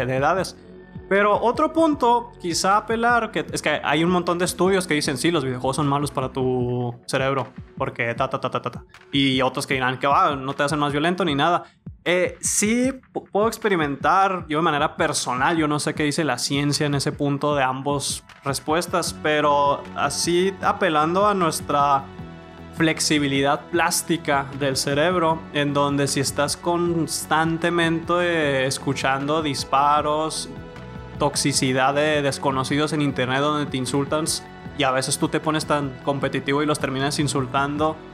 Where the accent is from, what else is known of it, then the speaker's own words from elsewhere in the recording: Mexico; nosotros mexas